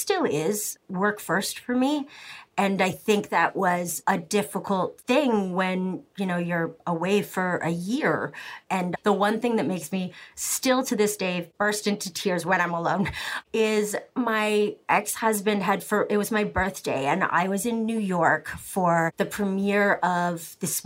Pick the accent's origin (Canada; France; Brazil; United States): Canada; I'm very Canadian, and I was raised that, like, the other person is more important than you, always